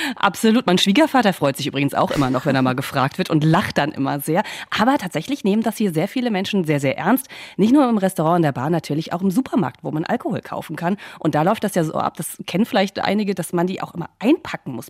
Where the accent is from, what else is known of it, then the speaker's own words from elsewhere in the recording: Germany; now in United States; Deutschland vergleiche, ähm, auch wo ich aufgewachsen bin